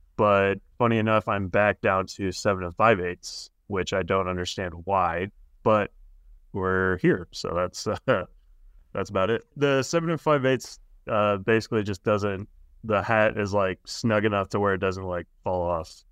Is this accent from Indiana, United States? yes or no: yes; Indiana, United States; moved away; also born or lived in California; I'm from Indiana